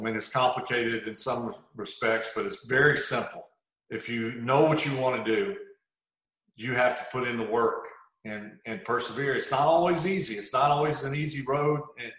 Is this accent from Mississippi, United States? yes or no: yes; Mississippi, United States; So I grew up, even though it was South Mississippi, most people thought I grew up in New Orleans, 50 minutes away.